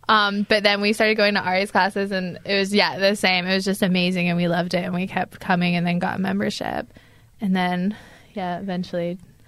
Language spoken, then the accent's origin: English; Glasgow, Scotland, United Kingdom; also born or lived in United States / England; I'm from Glasgow, Scotland. So I grew up in Glasgow, Scotland, but I have lived in the US and England and here. So the accent is very muffled, but I identify as Scottish.